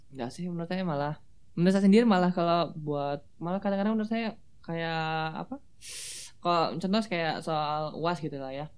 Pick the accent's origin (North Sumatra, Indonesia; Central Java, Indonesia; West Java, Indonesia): West Java, Indonesia; Baleendah, Bandung Regency; moved away as an adult; also born or lived in Yogyakarta; SMA saya dari SMA Negeri 1 Balenda di Kabupaten Bandung